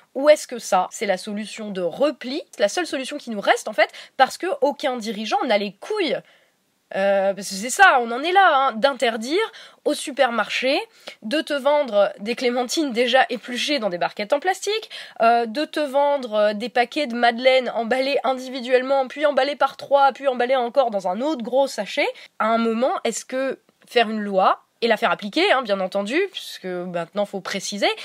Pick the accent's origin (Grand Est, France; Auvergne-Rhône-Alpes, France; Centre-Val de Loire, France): Grand Est, France; Meuse; la là d'où je viens, la Meuse